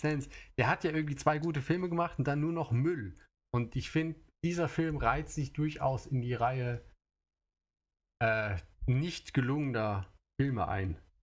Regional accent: Germany; now in Japan; ich komme aus Deutschland

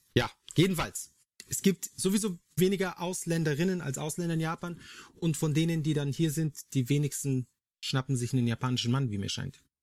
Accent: Germany; bei uns in Deutschland

